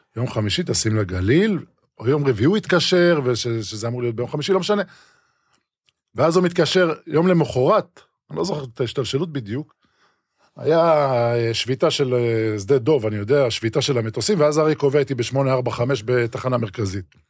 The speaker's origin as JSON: {"language": "Hebrew", "country": "Israel", "tie": "born or raised there", "said": "אני מושבניק, ויטל מיכיאל, פתחת רפיח. התחלתי לשחק בגבעת ברנר נוער מחוזית."}